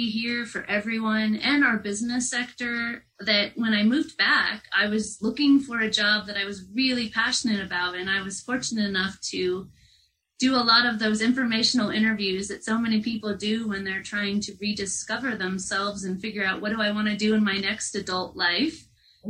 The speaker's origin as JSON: {"language": "English", "town": "Greeley", "region": "Colorado", "country": "United States", "tie": "born or raised there", "also_born_or_lived": "Washington, D.C.", "said": "I am a Colorado native. I count that since I moved here when I was 2 years old. And I grew up in Greeley"}